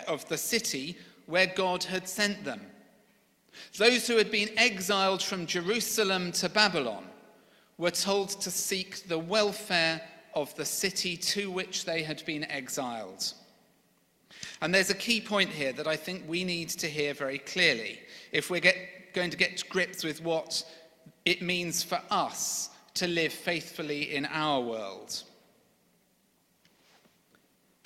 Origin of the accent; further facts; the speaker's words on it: Sevenoaks, South East England, United Kingdom; now in London, United Kingdom; from Sevenoaks